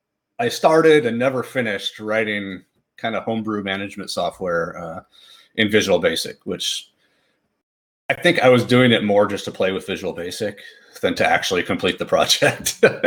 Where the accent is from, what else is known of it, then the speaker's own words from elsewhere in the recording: Fresno, California, United States; I know in the city I grew up in Fresno, California, there was a great homebrew club.